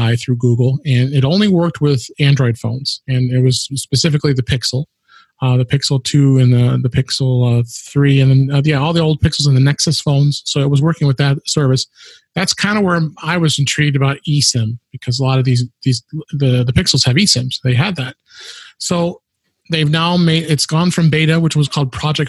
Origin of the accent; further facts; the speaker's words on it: Chicago, Illinois, United States; based in my hometown, Chicago